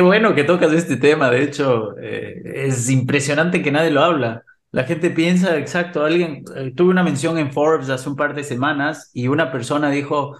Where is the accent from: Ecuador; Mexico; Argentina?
Ecuador; moved away as an adult; yo viví en Ecuador, soy ecuatoriano, nací en Ecuador, viví 25 años en Ecuador